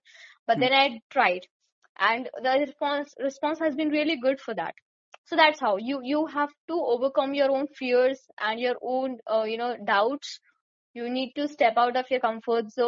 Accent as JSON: {"language": "English", "country": "India"}